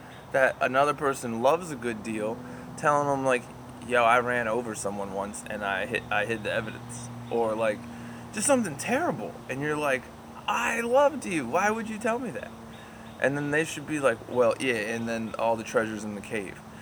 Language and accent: English; United States; as an Irish American